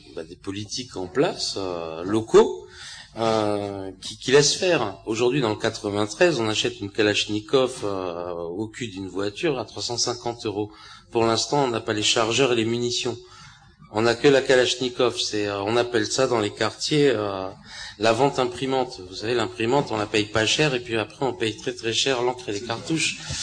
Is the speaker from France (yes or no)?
yes; France; en tant que Français